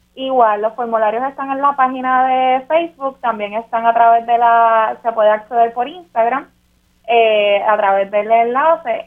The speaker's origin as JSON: {"language": "Spanish", "country": "Puerto Rico"}